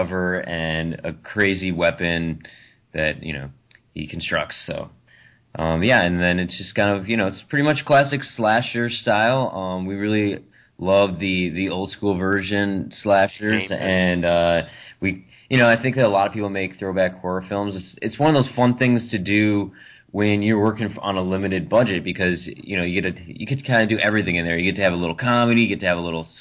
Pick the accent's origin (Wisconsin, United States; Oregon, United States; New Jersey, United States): Wisconsin, United States; now in Los Angeles, United States; We both live in Los Angeles, but we're from Wisconsin